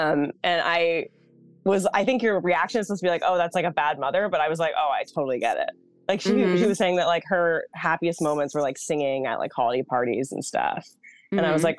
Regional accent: Massachusetts, United States; I grew up in Massachusetts.

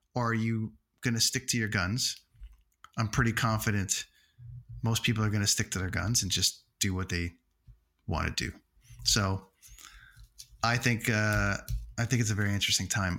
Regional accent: Toronto, Ontario, Canada; in my hometown

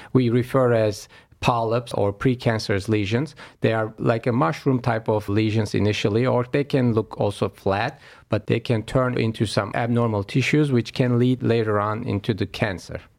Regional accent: Istanbul, Turkey; moved away as an adult; also born or lived in New York; now in Cleveland, United States; I was born actually in Istanbul, Turkey, uh, overseas, and moved to Cleveland Clinic about fifteen years ago now.

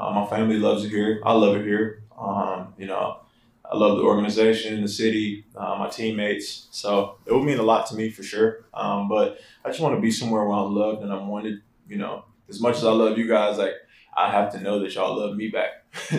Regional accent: New Orleans, Louisiana, United States; moved away; also born or lived in Houston, United States / Las Vegas, United States; Like I'm from New Orleans, Louisiana, and then I moved to Houston, Texas in 2005. Then my senior year in high school, I moved to Vegas.

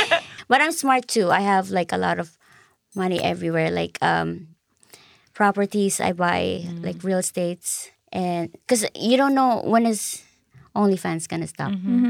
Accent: Philippines; I'm Filipino, I'm Catholic.

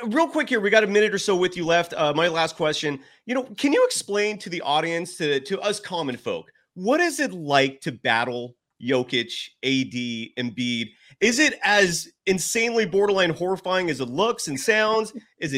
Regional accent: Bay Area, California, United States; I grew up in the Bay Area

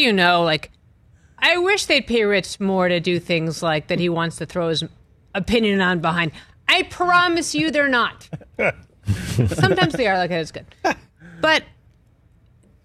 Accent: Massachusetts, United States; I'm from Massachusetts

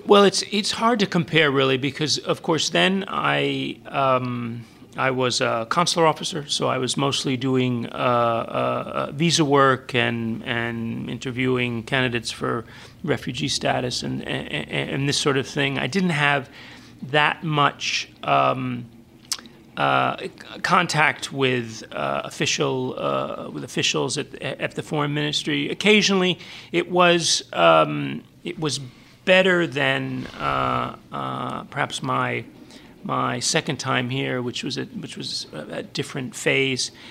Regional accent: Orange, Connecticut, United States; moved away as an adult; now in Havana, Cuba; I grew up in Orange, Connecticut, just mm-hmm. outside of New Haven

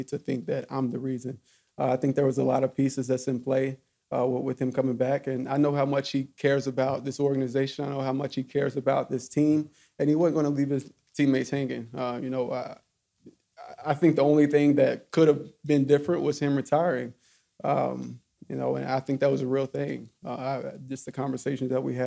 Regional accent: Alcoa, Tennessee, United States; moved away; I grew up in Alcoa, about 12 minutes away

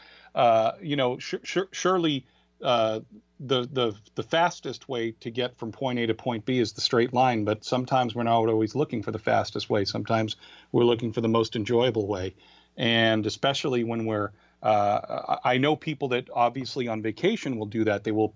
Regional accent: Boston, Massachusetts, United States; it's my home area. It's where I grew up. Not only growing up in the Boston area

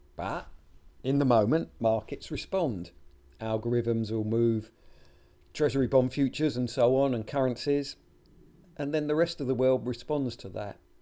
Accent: United Kingdom; my home country, the UK

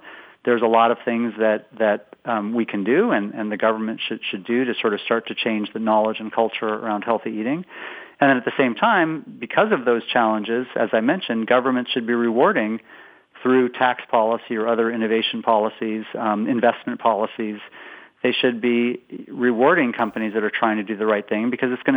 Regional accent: West Coast, United States; moved away as an adult; now in Boston, United States

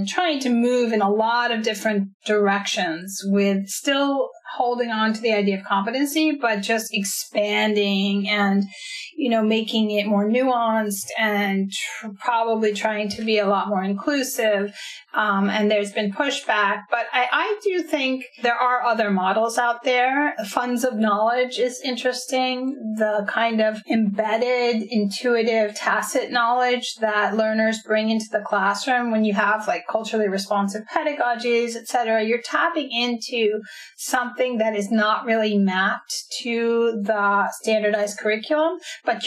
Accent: United States; my background growing up in the United States

